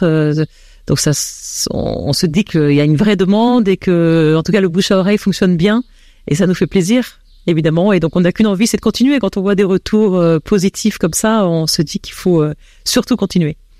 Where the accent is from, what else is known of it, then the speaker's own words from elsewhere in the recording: France; accent: French; moved away as an adult; now in Belgium; j'ai un accent français, et c'est vrai que j'arrivais en Belgique